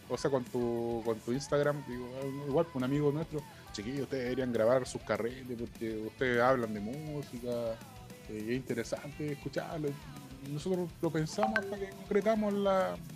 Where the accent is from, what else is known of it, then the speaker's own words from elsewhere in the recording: Ovalle, Coquimbo, Chile; nosotros somos de la cuarta región